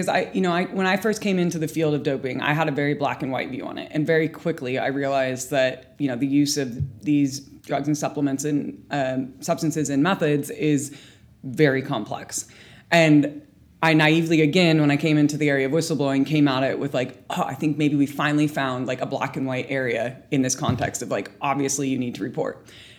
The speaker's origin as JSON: {"language": "English", "country": "United Kingdom", "said": "Do I go to UCAD because I'm a British athlete?"}